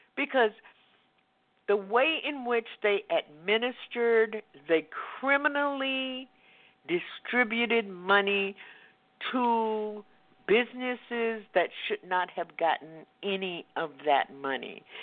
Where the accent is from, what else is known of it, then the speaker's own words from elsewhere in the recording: the South, United States; I grew up in Jim Crow in the South.